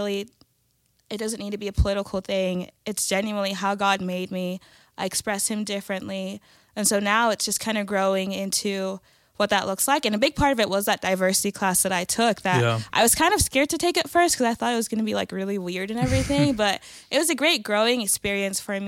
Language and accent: English; El Paso, Texas, United States; I'm Nigerian, I'm from El Paso